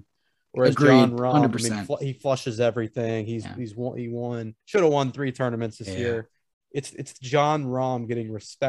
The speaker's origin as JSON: {"language": "English", "country": "United States", "said": "As an American"}